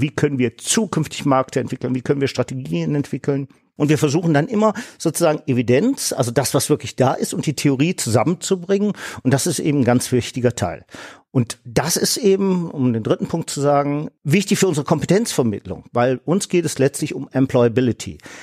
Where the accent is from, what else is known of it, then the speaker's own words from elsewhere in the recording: Solingen, North Rhine-Westphalia, Germany; bei uns in Solingen